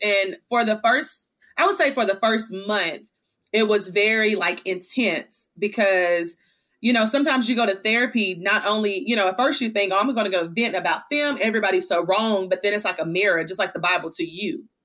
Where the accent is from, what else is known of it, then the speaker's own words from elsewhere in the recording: Hickman, Kentucky, United States; now in Chattanooga, United States; I am from Hickman, Kentucky. So that's Western Kentucky. I actually live now in Chattanooga, Tennessee